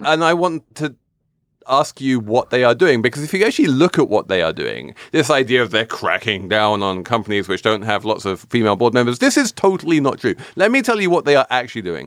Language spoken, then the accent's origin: English; England, United Kingdom; I'm English